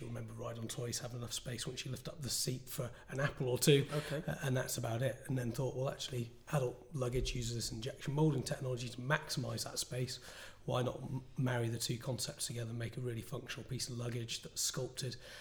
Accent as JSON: {"language": "English", "area": "the Northwest", "region": "North West England", "country": "United Kingdom", "moved": "yes", "said": "I'm from the Northwest originally"}